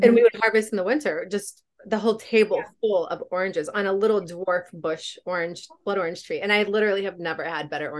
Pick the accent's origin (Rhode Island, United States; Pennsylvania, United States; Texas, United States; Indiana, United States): Indiana, United States; moved away as an adult; also born or lived in California; we both were born and raised in Indiana